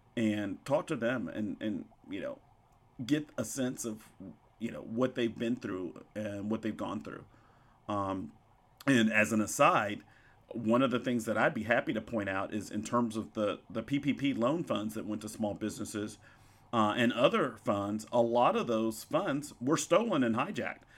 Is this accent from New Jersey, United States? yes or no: no; Pine Bluff, Arkansas, United States; also born or lived in White Hall, Arkansas / Bentonville, Arkansas; where I grew up, um, in Whitehall and Pine Bluff, Arkansas.